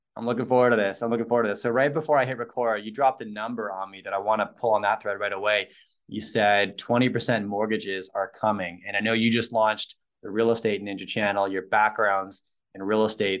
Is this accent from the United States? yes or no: no; Canada; My wife's American, I'm Canadian